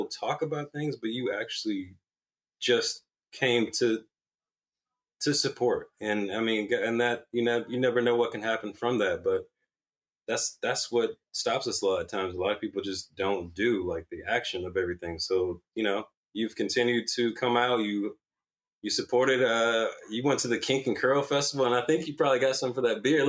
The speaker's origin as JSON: {"language": "English", "area": "the Promised Land, Gwinnett", "region": "Georgia", "country": "United States", "tie": "born or raised there", "also_born_or_lived": "New York", "moved": "as an adult", "said": "I'm from a place called the Promised Land. My family's been there since 1920"}